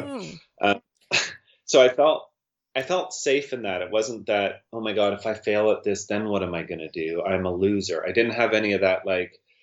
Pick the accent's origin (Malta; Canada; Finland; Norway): Canada; Winlaw, British Columbia; I'm from Winlaw